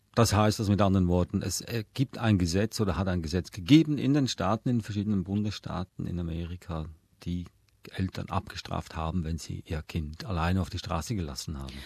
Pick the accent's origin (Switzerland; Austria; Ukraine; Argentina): Switzerland; ich bin in der Schweiz aufgewachsen